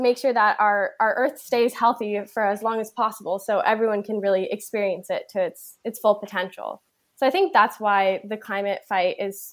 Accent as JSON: {"language": "English", "area": "Bay Area", "region": "California", "country": "United States", "tie": "born or raised there", "said": "I grew up in a very, very nature-focused area. I grew up in the Bay Area right next to Muir Woods National Forest."}